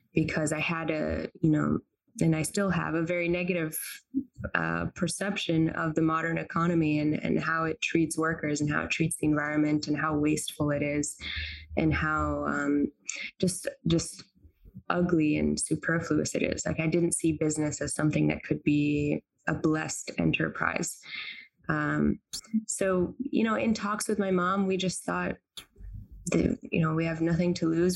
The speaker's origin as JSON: {"language": "English", "region": "North Carolina", "country": "United States", "tie": "born or raised there", "also_born_or_lived": "Tunis, Tunisia / Cambridge, United Kingdom / Cambridge, Massachusetts", "said": "I'm a Tunisian American uh, Muslim. I grew up in North Carolina, but I went back to Tunis, uh, where my whole family lives every summer"}